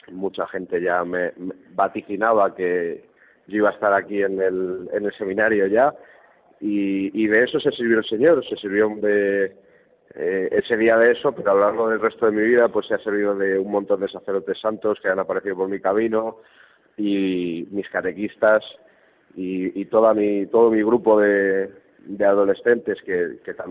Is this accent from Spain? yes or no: yes; Extremadura, Spain; un ambiente muy joven en, mi pueblo, en Extremadura, muchos, cantos